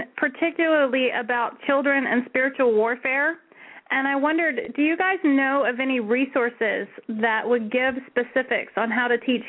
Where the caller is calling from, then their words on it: Washington, United States; I'm calling from Washington.